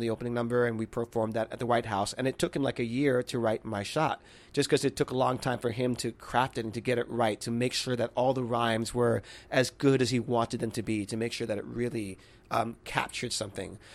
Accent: Miami, Florida, United States; moved away; growing up in Miami

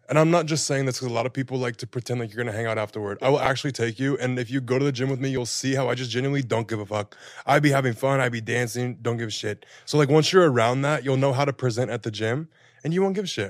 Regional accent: Florida, United States; also born or lived in Houston, Texas; now in Los Angeles, United States; I lived in Texas. I'm from Florida. That's where the crazy comes from.

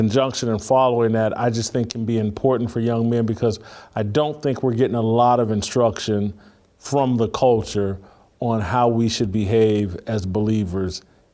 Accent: Indianapolis, Indiana, United States; also born or lived in Bloomington, Indiana; I grew up in Indiana

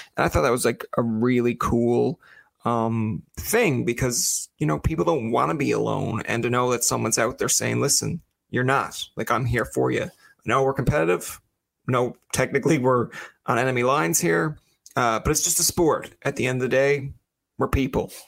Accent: Newfoundland and Labrador, Canada; as a Newfoundlander

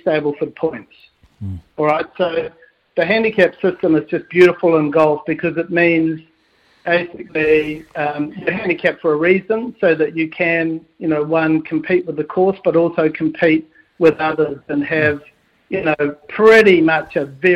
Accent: Palmerston North, Manawatū-Whanganui, New Zealand; now in Muriwai, New Zealand; I grew up in Palmerston North

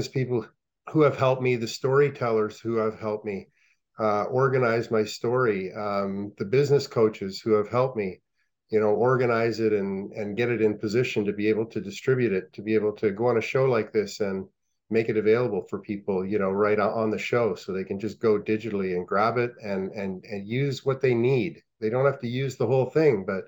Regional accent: Ottawa, Ontario, Canada; I grew up on the Ottawa River. And across the street from my house was the outdoor rink on Grandview Road in Ottawa

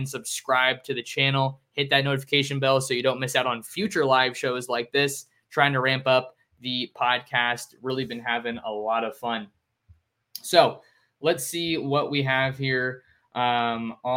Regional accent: Bay Area, California, United States; I grew up watching the Pac-12, primarily Stanford, since I'm from the Bay Area

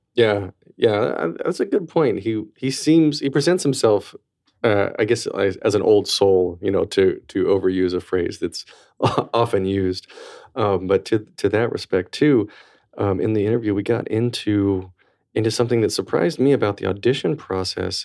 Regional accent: North Carolina, United States; now in New York, United States; I'm from tiny part of North Carolina, and growing up in North Carolina

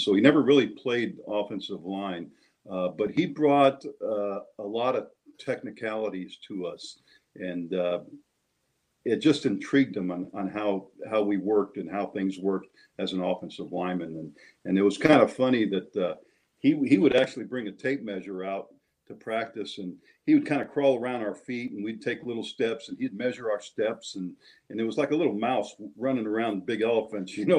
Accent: Southern California, United States; moved away as an adult; now in Villa Hills, Kentucky, United States; we both, my wife and I, we grew up in Southern California and really loved it out there

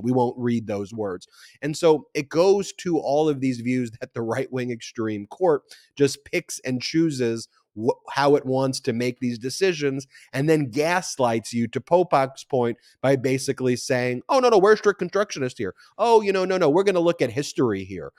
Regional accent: Nassau County, New York, United States; I'm from Nassau County

